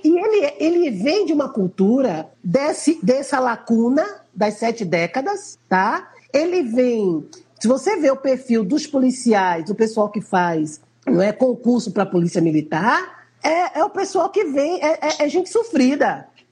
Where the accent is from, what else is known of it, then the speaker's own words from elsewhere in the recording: Recife, Pernambuco, Brazil; nós que somos aqui do Nordeste